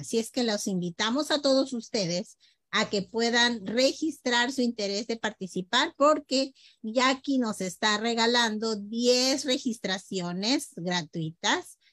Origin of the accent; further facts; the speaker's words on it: Peru; nosotros como peruanos